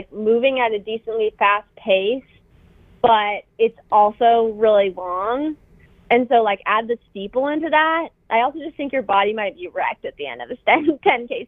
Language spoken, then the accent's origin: English; Billings, Montana, United States; moved away; in my hometown